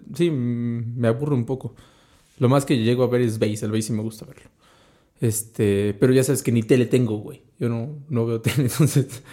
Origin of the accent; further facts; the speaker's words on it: Mexico; como mexicano